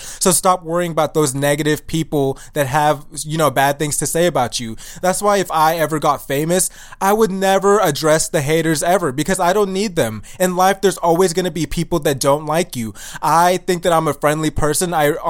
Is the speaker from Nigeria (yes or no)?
yes; Nigeria; But he doesn't know that I'm African and I'm Nigerian, and I'm not like those other people that he tried to fight in the past.